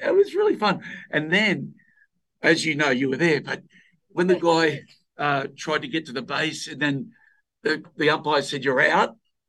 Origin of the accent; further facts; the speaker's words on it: Australia; as an Australian, because we have cricket.